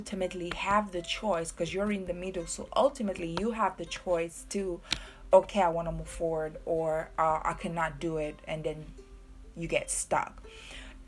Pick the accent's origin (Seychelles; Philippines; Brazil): Seychelles; moved away; I'm from Seychelles. I'm very proud Creole woman. Very, very proud. I was born on a very small island.